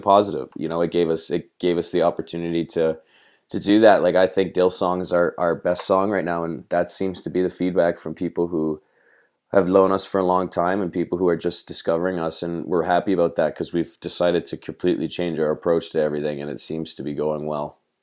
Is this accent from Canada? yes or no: yes; Toronto, Ontario, Canada; we're from Toronto. We're kind of spread out, you know, in the suburbia around the city.